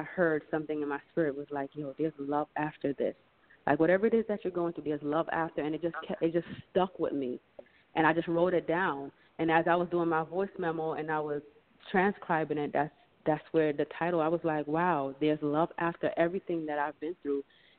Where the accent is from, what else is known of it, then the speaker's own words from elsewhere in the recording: Jamaica; now in United States; I'm from Jamaica.